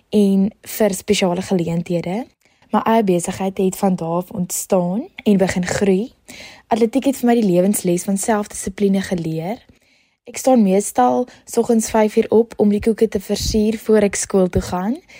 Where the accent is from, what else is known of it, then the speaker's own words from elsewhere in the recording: Ceres, Western Cape, South Africa; Ek kom van Ceres af en ek is in Charlie Hofmeyer op skool.